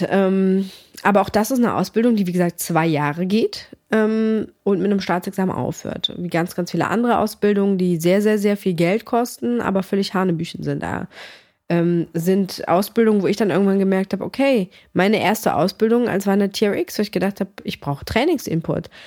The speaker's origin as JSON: {"language": "German", "country": "Greece", "said": "meine Mom, wir kommen aus Griechenland"}